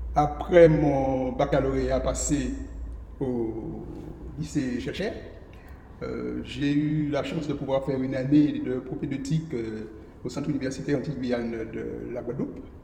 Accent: Saint-Joseph, Martinique; je suis né à Saint-Joseph et puis on a vécu à Beaumont le plus, le plus longtemps possible

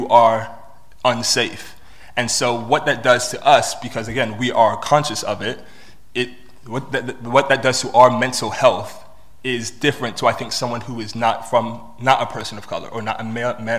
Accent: Washington, District of Columbia, United States; moved away as an adult; also born or lived in Bristol; now in United Kingdom; I was born in Bristol, but I was raised in Washington, D.C. So I'm British American.

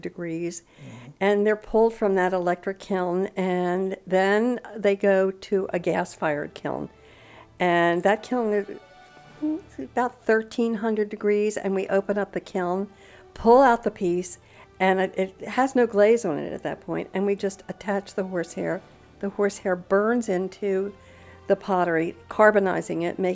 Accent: Annapolis, Maryland, United States; moved away as an adult; also born or lived in Baltimore, Maryland / Italy; now in Punta Gorda, United States; I'm from Annapolis, Maryland. However, I grew up there and then moved to Baltimore for a few years and then off to Italy for a few years.

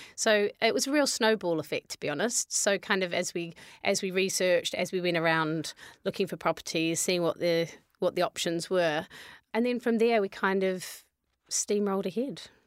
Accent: New Zealand; moved away; also born or lived in London; I'm from New Zealand

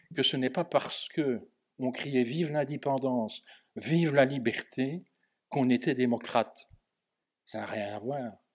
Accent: Belgium; en Belgique on est proche de la France intellectuellement, ne fût-ce que par la langue

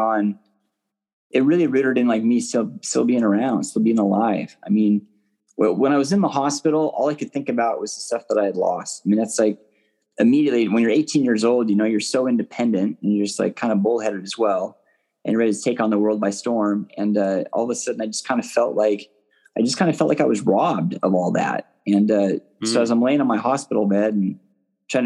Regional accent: Seattle, Washington, United States; born and raised in Seattle, Washington, still living here and working here

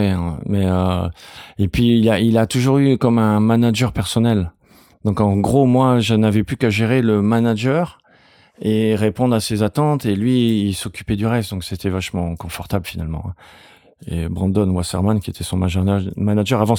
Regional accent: Senegal; Alors moi, je sais pas si c'est mon tempérament parce que j'ai grandi au Sénégal, je sais pas, ou c'est juste mon caractère.

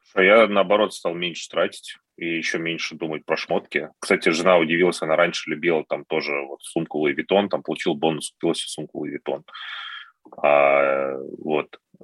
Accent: Moscow, Russia; я москвич

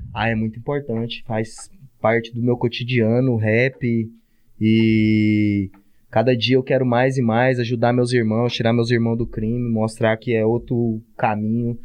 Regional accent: Brazil; no Parque Ateneu, que é onde eu nasci e fui criado

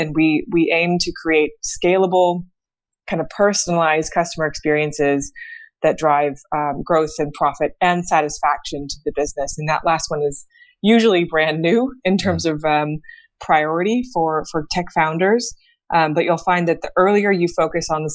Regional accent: San Francisco, California, United States; I'm originally from San Francisco. I was born and raised in the Bay Area

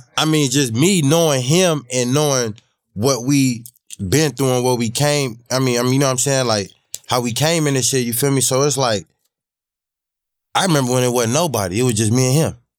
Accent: Los Angeles, California, United States; I grew up on Crenshaw Slaughter

